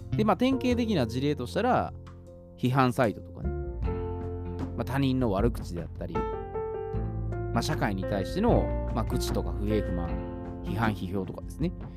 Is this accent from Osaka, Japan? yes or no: yes; Osaka, Japan; 関西出身ですね。私は大阪